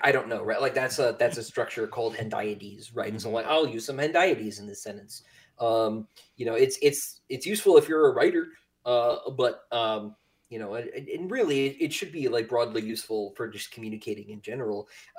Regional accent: Raleigh, North Carolina, United States; born there; accent: Southern; I was born in Raleigh, still live here. Don't plan on going anywhere. Some people will say that's not really the South.

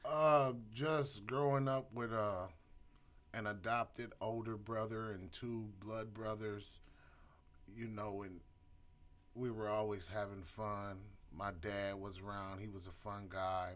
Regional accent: Elyria, Ohio, United States; I grew up in Elyria

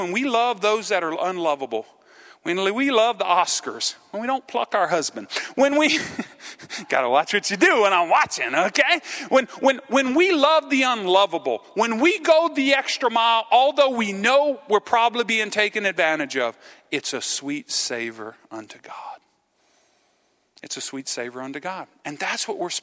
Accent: Cajun, Louisiana, United States; I'm a Cajun.

